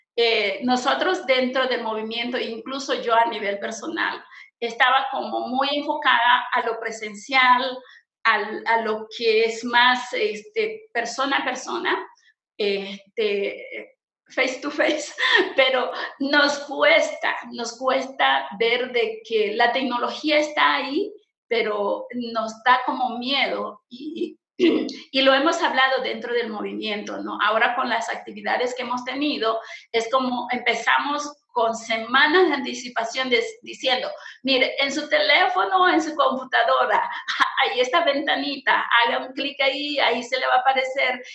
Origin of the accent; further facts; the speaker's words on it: Santa Cruz, Bolivia; soy boliviana, pertenezco a la Iglesia Menonita en Bolivia eh, más propiamente en Santa Cruz, en el departamento de Santa Cruz